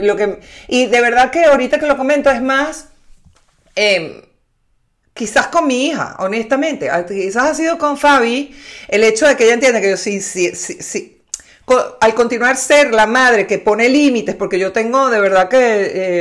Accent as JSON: {"language": "Spanish", "town": "Maracay", "region": "Aragua", "country": "Venezuela", "tie": "born or raised there", "said": "Mi abuela era de Maracay, nací en Maracay"}